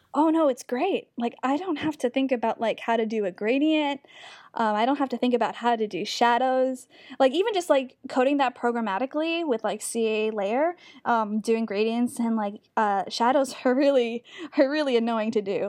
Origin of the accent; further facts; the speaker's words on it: New York, United States; moved away as an adult; now in Bay Area, United States; I'm from New York, but I have been in the Bay Area for about two and a half years